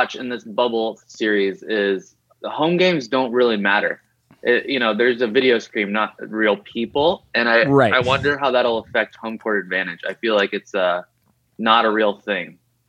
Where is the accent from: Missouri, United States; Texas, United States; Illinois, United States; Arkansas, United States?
Illinois, United States; Chicago; Actually, I was born in Chicago.